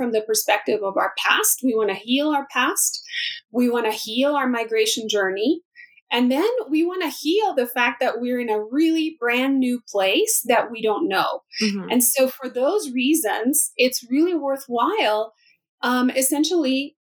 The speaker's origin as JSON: {"language": "English", "country": "El Salvador", "moved": "yes", "lives_now": "United States", "said": "I'm an immigrant from El Salvador"}